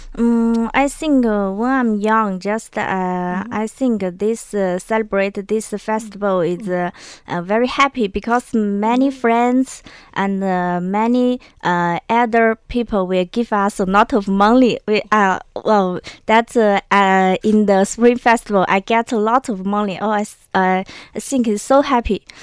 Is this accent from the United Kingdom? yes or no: no; China; in my hometown, there mm-hmm. is a very special taboo. I think uh, maybe in uh, other place in China may not like